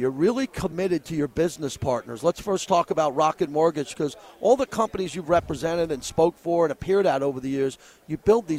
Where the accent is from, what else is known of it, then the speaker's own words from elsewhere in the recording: New York, United States; now in Las Vegas, United States; I live in Vegas, and I'm from New York